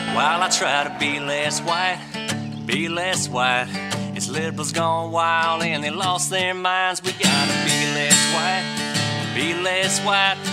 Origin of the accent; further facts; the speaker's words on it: Mississippi, United States; I'm from Mississippi